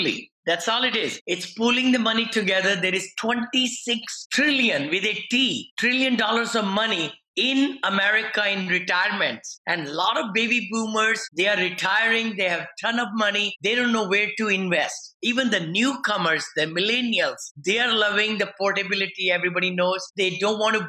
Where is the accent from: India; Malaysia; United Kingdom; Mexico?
India; moved away as an adult; now in United States; I'm an engineer from India